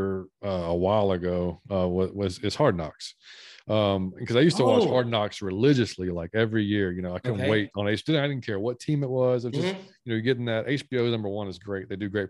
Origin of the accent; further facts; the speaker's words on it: the South, United States; I'm from the South. Like, I grew mm-hmm. up on that food.